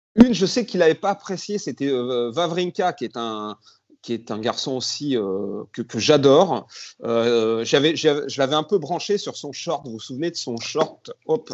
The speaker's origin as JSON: {"language": "French", "town": "Grenoble", "region": "Auvergne-Rhône-Alpes", "country": "France", "said": "quand on est grenoblois"}